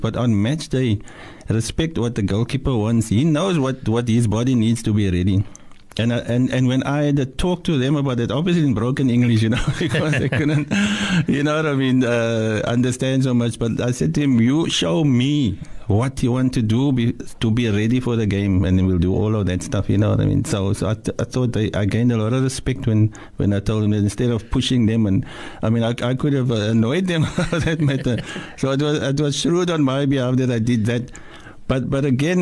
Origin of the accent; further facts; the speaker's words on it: Cape Town, Western Cape, South Africa; I'm from Mannenberg